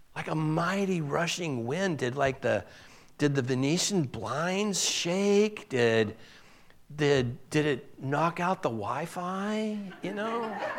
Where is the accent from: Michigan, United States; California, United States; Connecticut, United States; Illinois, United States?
California, United States; Southern; moved away as an adult; also born or lived in Boise; I'm from Southern California